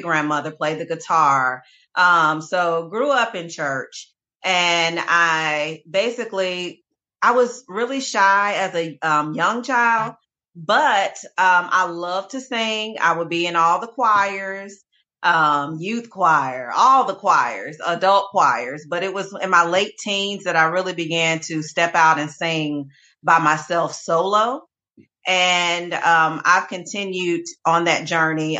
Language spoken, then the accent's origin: English; Hinesville, Georgia, United States; moved away as an adult; also born or lived in Germany / Colorado / North Carolina; now in Greensboro, United States; we came back to Georgia, where I'm from, grew up in the Hinesville area.